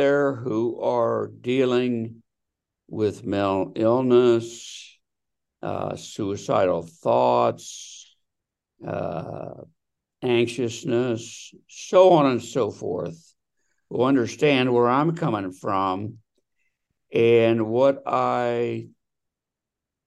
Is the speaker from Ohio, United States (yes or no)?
yes; Delaware, Ohio, United States; now in Scottsdale, United States; I am originally from Delaware, Ohio. I now live in Scottsdale, Arizona.